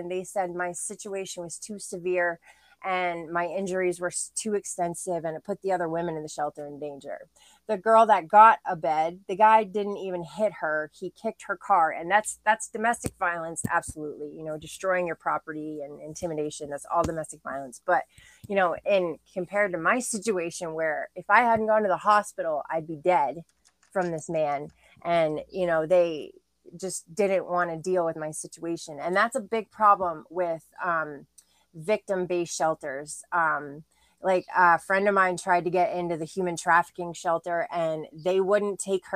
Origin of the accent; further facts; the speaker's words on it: Bangor, Maine, United States; also born or lived in Quincy, Illinois; we moved up to Bangor, Maine when I was, or the Bangor area when I was like two. And I pretty much grew up there